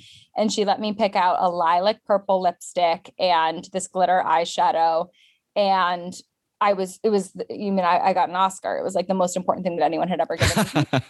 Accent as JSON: {"language": "English", "town": "London", "country": "United Kingdom", "tie": "born or raised there", "also_born_or_lived": "Japan", "said": "So I was born in London and then we lived in Japan for a bit. But the bulk of my life was spent in the UK. And my parents are American, hence the no accent."}